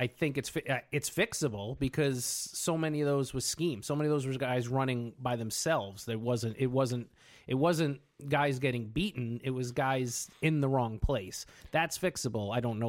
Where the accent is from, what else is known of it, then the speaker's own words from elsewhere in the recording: Southern New York, United States; I grew up in New York, in the Southern New York area, where the Jets and Giants ruled among most fans.